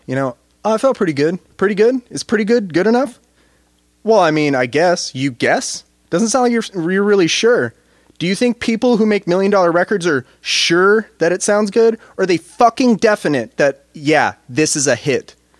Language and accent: English; United States; thinking of myself as an American